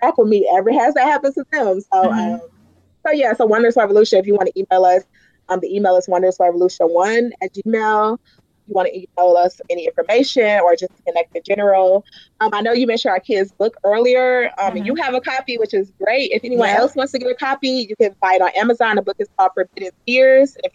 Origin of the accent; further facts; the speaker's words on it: Detroit, Michigan, United States; I'm from Detroit.